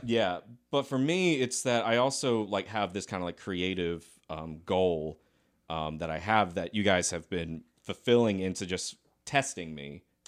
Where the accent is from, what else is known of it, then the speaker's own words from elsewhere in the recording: Lexington, South Carolina, United States; also born or lived in Decatur, Georgia; I grew up in Lexington, South Carolina